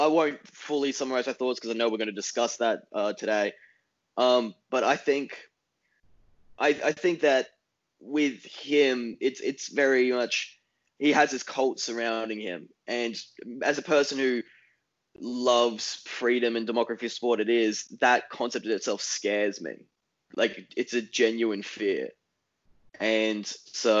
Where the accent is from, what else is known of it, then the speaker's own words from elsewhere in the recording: Australia; moved away as an adult; now in United States; I'm an Australian who recently moved to the US